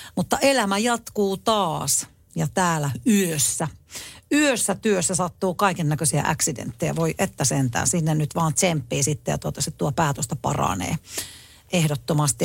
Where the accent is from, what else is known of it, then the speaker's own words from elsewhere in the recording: Tampere, Pirkanmaa, Finland; meillä Tampereella